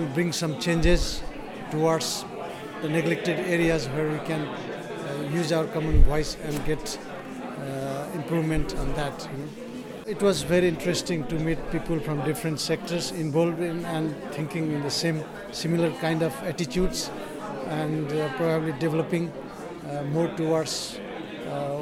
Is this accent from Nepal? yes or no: yes; Nepal; now in Aberdeen, United Kingdom; Originally I come from Nepal